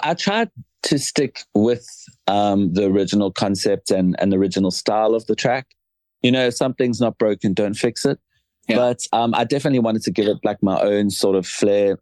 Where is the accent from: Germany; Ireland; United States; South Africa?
South Africa; moved away as an adult; now in London, United Kingdom; being South African and I'm based here in London